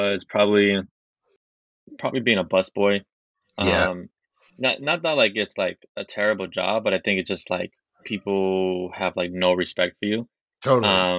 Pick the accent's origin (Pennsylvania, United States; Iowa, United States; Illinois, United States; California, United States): California, United States; Los Angeles; I'm from Los Angeles, 23 years old.